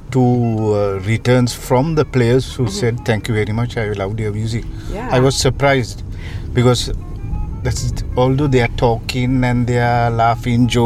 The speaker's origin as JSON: {"language": "English", "country": "Sri Lanka", "moved": "yes", "lives_now": "Paris, France", "said": "I'm from Sri Lanka."}